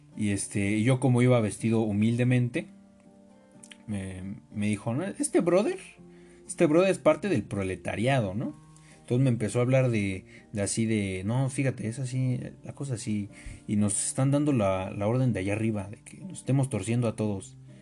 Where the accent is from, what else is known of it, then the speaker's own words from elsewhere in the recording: Mexico; todos los que somos mexicanos